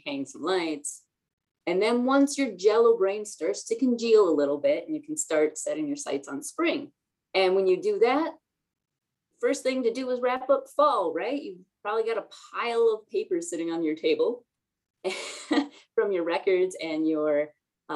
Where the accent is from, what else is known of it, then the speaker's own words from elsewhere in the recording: Minnesota, United States; I say that as a Minnesotan